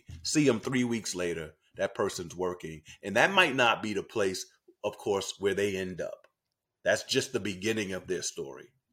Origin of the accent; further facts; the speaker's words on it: New York City, New York, United States; I grew up in Harlem, New York